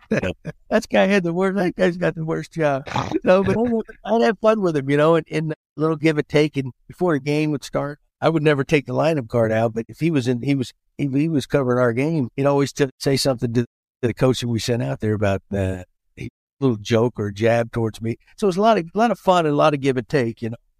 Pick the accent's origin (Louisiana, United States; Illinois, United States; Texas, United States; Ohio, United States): Texas, United States; I'm a Texan